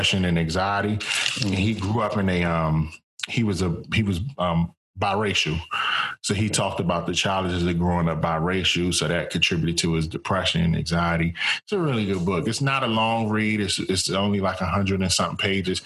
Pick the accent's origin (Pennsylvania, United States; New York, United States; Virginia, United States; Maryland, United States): Maryland, United States; Capitol Heights; moved away as an adult; now in San Jose, United States; I'm from Capitol Heights, Maryland. That's where I'm from. But currently I'm in San Jose, California